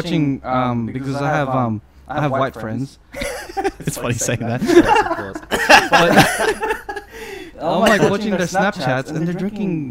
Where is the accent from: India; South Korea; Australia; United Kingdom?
Australia; No, we're from Australia.